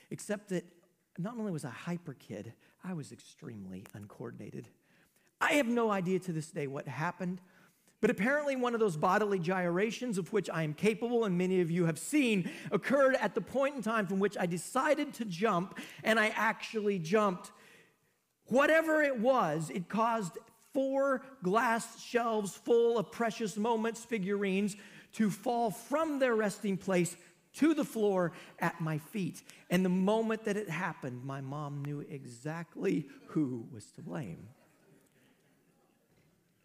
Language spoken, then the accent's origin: English; Knoxville, Iowa, United States; I grew up in Mayberry, y'all. Knoxville, Iowa is just about Mayberry.